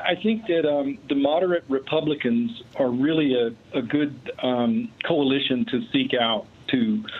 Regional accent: Oklahoma, United States; I'm from Oklahoma.

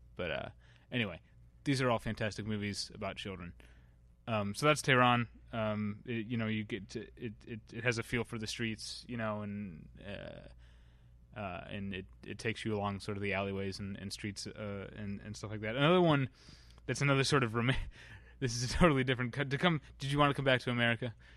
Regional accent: Missouri, United States; I'm from Missouri

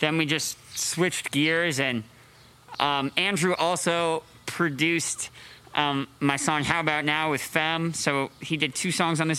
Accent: Canada; moved away; I grew up in Canada

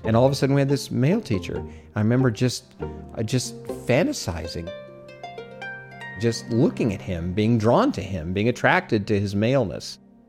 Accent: Omaha, Nebraska, United States; I was raised in Omaha, Nebraska. It was 1959.

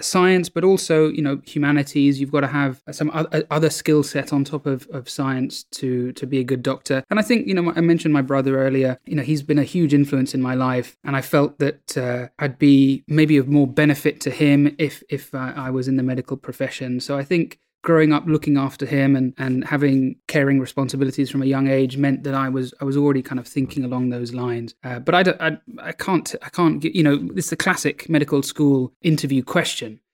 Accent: London, United Kingdom; also born or lived in New Delhi, India; I was born in New Delhi in, in India, the capital of India, and, um, I lived there for the first few years of my life and, and then came to the U K, and I've been in London ever since

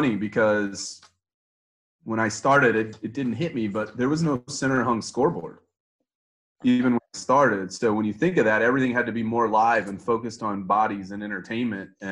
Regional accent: Houston, Texas, United States; moved away as an adult; also born or lived in Las Vegas; I was born and raised in Houston.

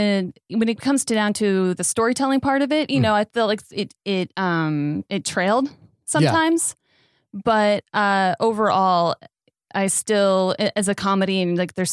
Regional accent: Los Angeles, California, United States; I am born and raised in California, mm-hmm. Suburbs of LA.

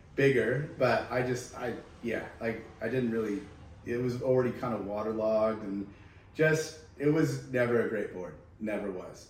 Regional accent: California, United States; moved away as an adult; now in Australia; from California.

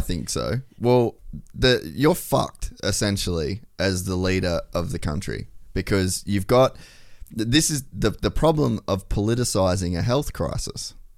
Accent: Cairns, Queensland, Australia; I grew up in Cairns

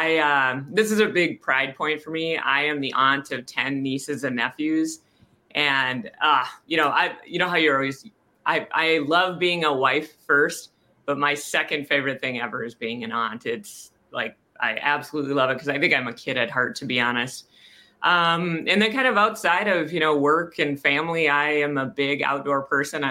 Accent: North Dakota, United States; moved away as an adult; also born or lived in Omaha, Nebraska; grew up, was born in North Dakota

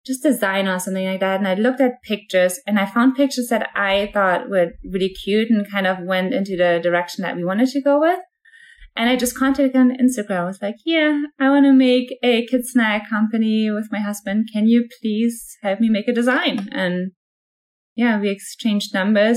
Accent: Germany; moved away as an adult; now in United States; I am originally from Germany. I was born and raised in Germany.

